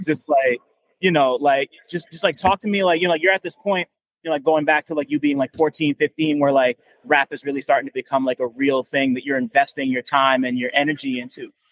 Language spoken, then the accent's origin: English; New Jersey, United States; I'm from Jersey